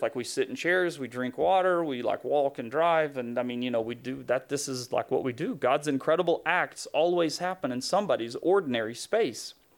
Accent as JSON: {"language": "English", "town": "Knoxville", "region": "Tennessee", "country": "United States", "tie": "born or raised there", "said": "Knoxville, which is interesting 'cause it's my hometown, so it's, you know, it's Tennessee"}